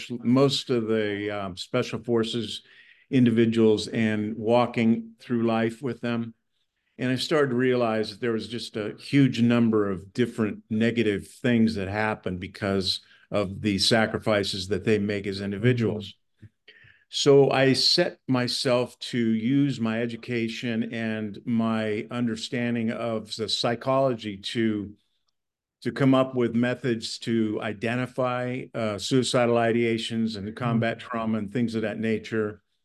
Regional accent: California, United States; Hey, nobody wants to know I'm from California.

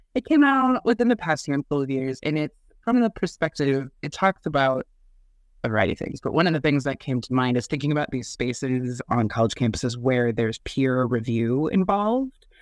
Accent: Midwest, United States; from the Midwest, born and raised

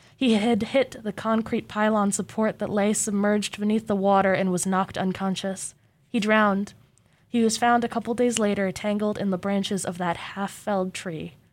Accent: Mesa, Arizona, United States; also born or lived in Portland; now in Corvallis, United States; I'm from Portland, but I grew up in Mesa, Arizona

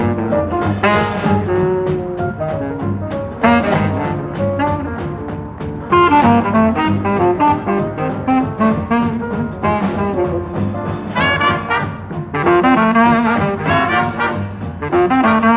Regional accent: Colombo, Western Province, Sri Lanka; moved away; growing up in Colombo

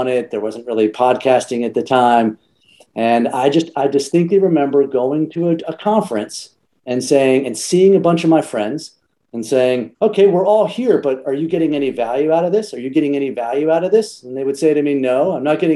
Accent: Texas, United States; now in New York City, United States; I grew up in Texas. I do not live in Texas now. I get to call New York City home and have been for the last 13 years

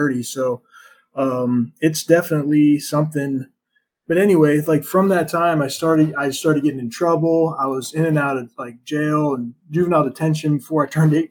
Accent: United States; growing up in America

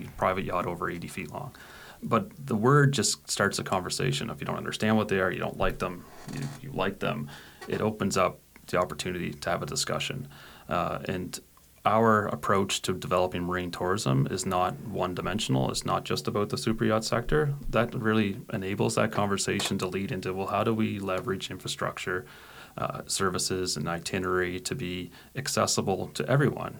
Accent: Nova Scotia, Canada; growing up in Nova Scotia, a province

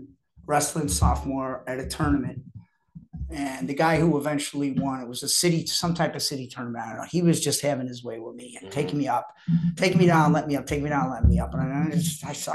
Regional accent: Chicago, Illinois, United States; Born and raised in Chicago

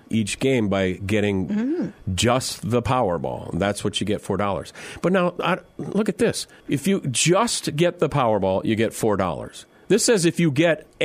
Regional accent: Mitchell, South Dakota, United States; moved away as an adult; now in Minnesota, United States; Mitchell, South Dakota, my hometown

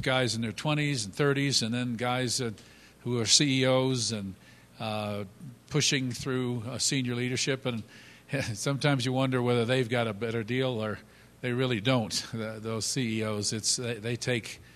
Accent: United States; moved away; we grew up just outside of New York City

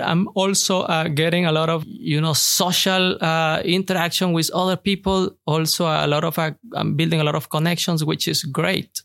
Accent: Venezuela; moved away as an adult; now in Houston, United States; I'm originally from Venezuela, and I'm learning a lot here in the United States, in Houston, Texas

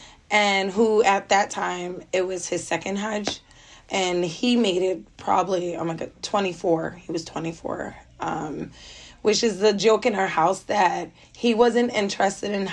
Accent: Philadelphia, Pennsylvania, United States; I'm now 34. I'm from Philadelphia, Pennsylvania.

